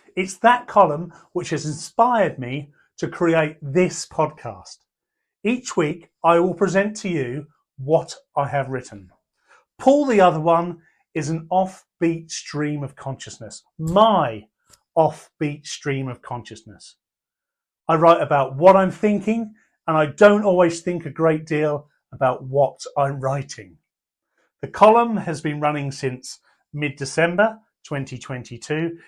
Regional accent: Portsmouth, South East England, United Kingdom; also born or lived in Pembroke; I was born in Portsmouth and raised in Pembroke

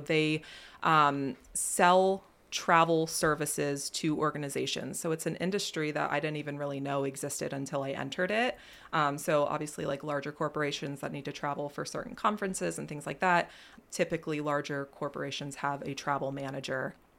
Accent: Millersburg, Pennsylvania, United States; I was born and raised in Millersburg, Pennsylvania

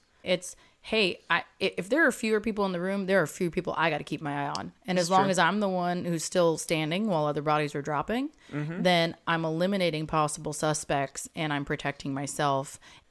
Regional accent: England, United Kingdom; born there; I was born in England, I'm allowed to say that.

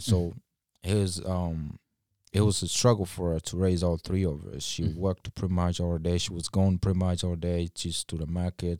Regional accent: Kisii County, Kenya; English is a second language; moved away as an adult; So when I moved straight from Kenya here, and when I speak of Kenya, you know, some people were raised in cities and all that. I was raised in a suburb, in a village.

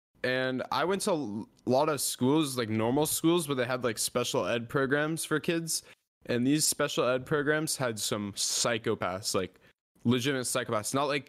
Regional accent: Atlanta, Georgia, United States; born there; But I was born in Atlanta, actually.

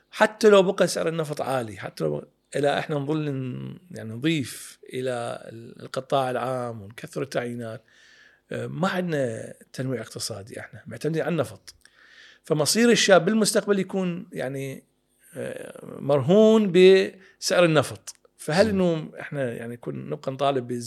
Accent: Iraq; فصارت عندنا طبيعه كعراقيين يعني مثل ما تفضل اهالينا

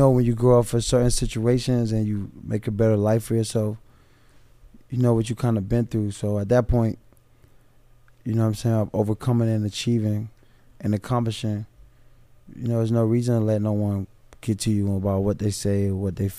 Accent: Miami, Florida, United States; also born or lived in Pittsburgh; Well, I grew up right here in Liberty City.

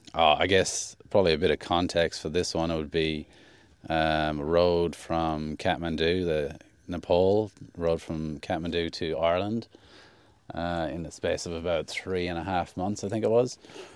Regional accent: Queensland, Australia; I traveled all over the country and all the way, basically Queensland was my home state, but I went to the Northern Territory, New South Wales, all over the place.

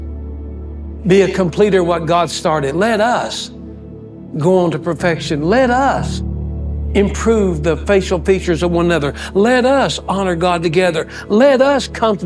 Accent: West Texas, United States; I'm from West Texas

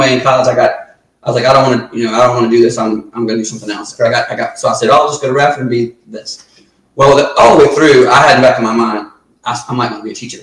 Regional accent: Surry County, Virginia, United States; I'm from Surrey

